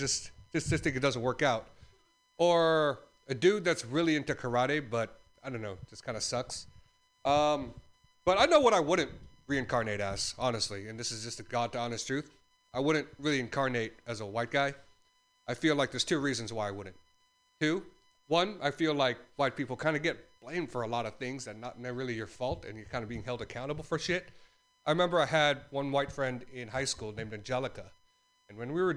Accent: Philippines; as a Filipino, I'm never on time.

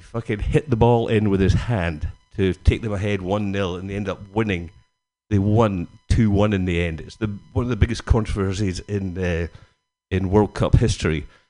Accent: Scotland, United Kingdom; Being Scottish

